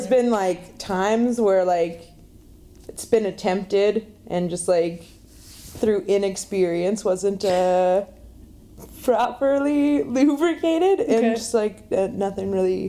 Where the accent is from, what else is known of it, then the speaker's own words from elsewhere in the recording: Winnipeg, Manitoba, Canada; also born or lived in Montreal; I'm from Winnipeg.